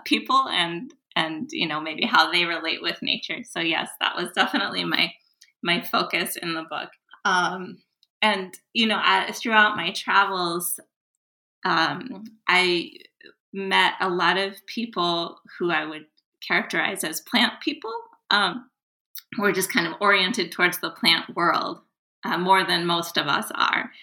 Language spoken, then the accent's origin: English; United States; as an American